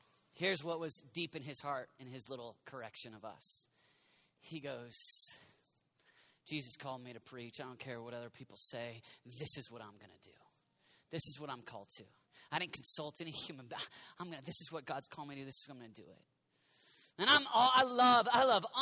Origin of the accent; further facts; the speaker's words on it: United States; We're all American pastors.